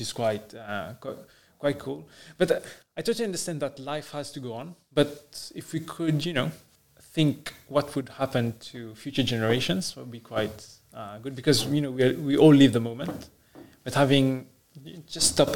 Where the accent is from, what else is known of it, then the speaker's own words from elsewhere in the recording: Mauritius; I'm from Mauritius